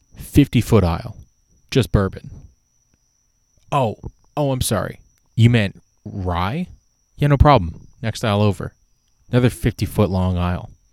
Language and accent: English; Canada; I'm Canadian